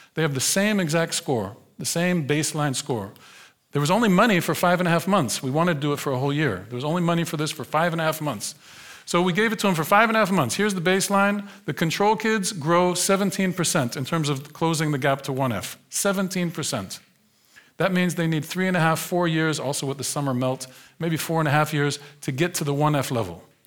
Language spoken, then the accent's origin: English; United States; moved away as an adult; now in Netherlands; I grew up in the United States. I was born in nineteen seventy in a different America